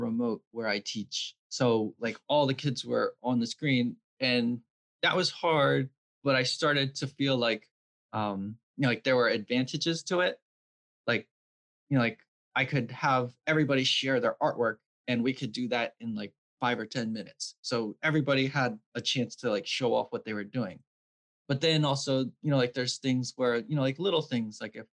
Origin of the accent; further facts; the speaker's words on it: Vineland, New Jersey, United States; also born or lived in Bridgeton, New Jersey; I grew up in Vineland